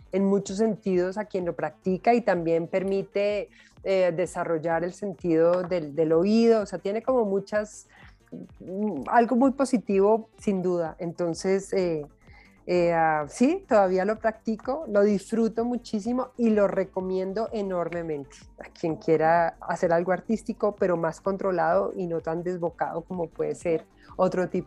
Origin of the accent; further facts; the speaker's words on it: Cali, Valle del Cauca, Colombia; nosotros somos, los, los, caleños en particular, son, bailan, pues tienen una cosa en las caderas absolutamente fantástica.